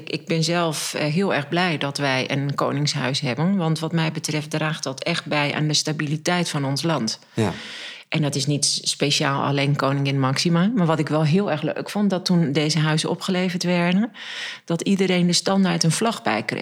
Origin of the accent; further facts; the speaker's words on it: Alteveer, Groningen, Netherlands; Ja, nou, dat was een um, Alteveer ligt in de veenkolonie. En ik weet niet of je daar ooit geweest